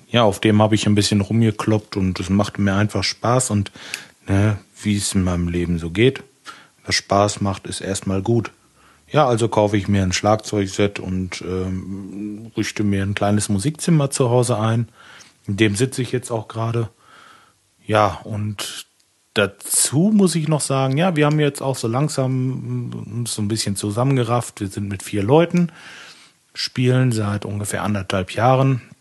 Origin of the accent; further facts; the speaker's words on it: Lemgo, North Rhine-Westphalia, Germany; Ich komme aus Lemgo. Das ist im schönen Lipperland, ganz in der Nähe von Bielefeld.